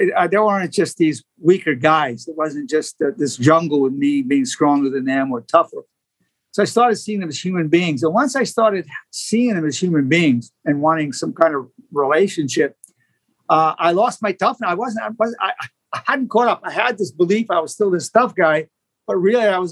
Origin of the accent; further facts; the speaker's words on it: New York City, New York, United States; I grew up in Brooklyn. It was a rough neighborhood